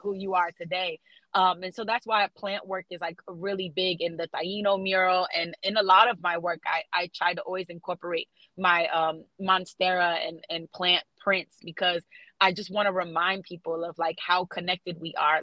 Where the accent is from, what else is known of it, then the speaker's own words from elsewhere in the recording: South Florida, United States; now in Atlanta, United States; I grew up in South Florida, being raised around like Haitians